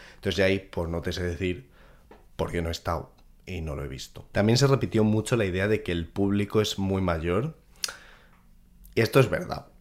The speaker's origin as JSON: {"language": "Spanish", "town": "Madrid", "region": "Community of Madrid", "country": "Spain", "said": "yo soy de Madrid"}